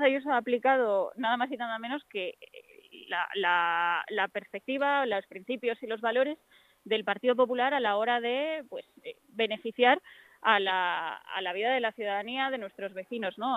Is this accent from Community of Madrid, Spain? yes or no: yes; Fuenlabrada, Community of Madrid, Spain; soy de Fuenlabrada, eh, esta es mi casa